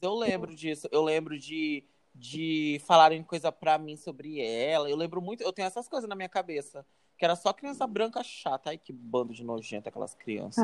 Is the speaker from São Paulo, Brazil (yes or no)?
no; Porto Velho, Rondônia, Brazil; eu nasci em Porto Velho, né, e tal. Cresci em Porto Velho